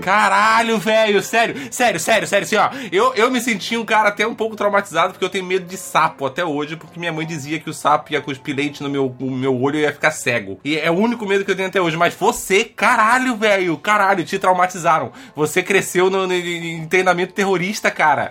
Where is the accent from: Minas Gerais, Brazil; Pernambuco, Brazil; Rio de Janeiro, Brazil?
Rio de Janeiro, Brazil; eu nasci, Onde eu cresci no, no, Rio de Janeiro, era na serra era muito úmido